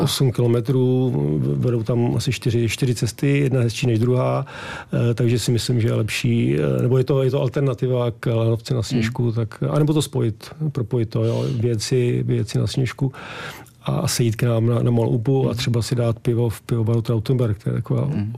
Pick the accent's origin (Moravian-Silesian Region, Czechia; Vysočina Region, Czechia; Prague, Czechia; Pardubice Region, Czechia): Prague, Czechia; moved away as an adult; now in Malá Úpa, Czechia; Já jsem z Prahy, ale manželku mám vyrůstající v Peci